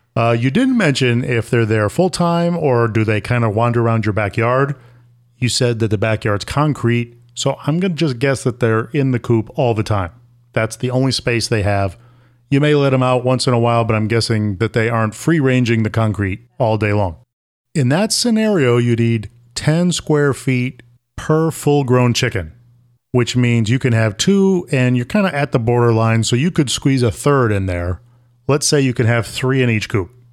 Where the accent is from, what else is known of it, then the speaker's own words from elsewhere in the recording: Syracuse, New York, United States; moved away; I grew up in Syracuse, New York, and that is not the same thing as New York City.